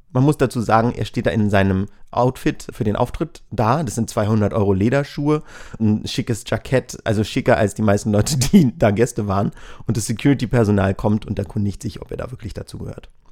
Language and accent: German; Berlin, Germany; ich bin aus Berlin.